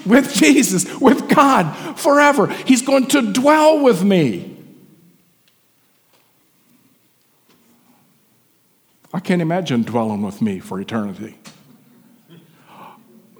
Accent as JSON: {"language": "English", "region": "West Virginia", "country": "United States", "tie": "born or raised there", "said": "When I was growing up in West Virginia, I was raised in a church atmosphere"}